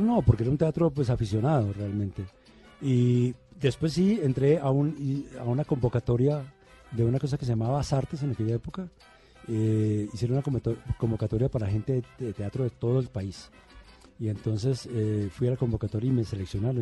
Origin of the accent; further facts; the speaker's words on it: Medellín, Antioquia, Colombia; also born or lived in Bogotá; yo hice la primaria en Bogotá. Mi primaria fue en Bogotá, pero mi bachillerato fue en Medellín